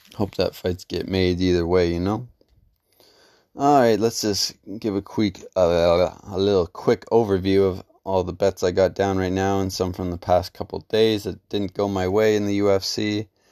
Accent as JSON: {"language": "English", "country": "Canada", "said": "as a Canadian MMA fan"}